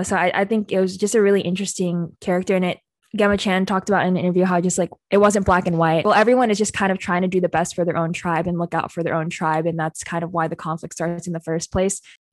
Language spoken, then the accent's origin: English; Philippines; I'm Filipino